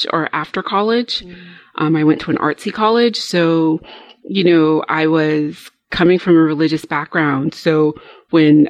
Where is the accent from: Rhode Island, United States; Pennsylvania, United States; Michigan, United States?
Rhode Island, United States; I grew up in a very Southern Baptist community in New England. So, you know, I grew up in Rhode Island